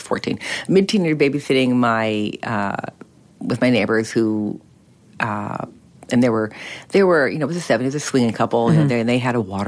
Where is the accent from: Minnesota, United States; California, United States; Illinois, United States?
California, United States; Berkeley; I grew up in Berkeley, California during the 60s and 70s.